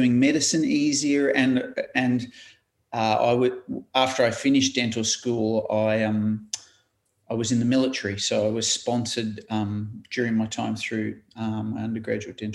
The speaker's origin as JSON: {"language": "English", "region": "Queensland", "country": "Australia", "tie": "born or raised there", "moved": "as an adult", "lives_now": "Wollongong, Australia", "said": "growing up in Queensland, I went to UQ in at St. Lucia in Brisbane"}